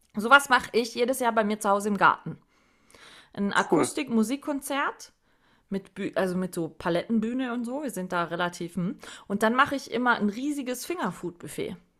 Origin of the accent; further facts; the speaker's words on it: Southern Germany, Germany; Bei uns im Süden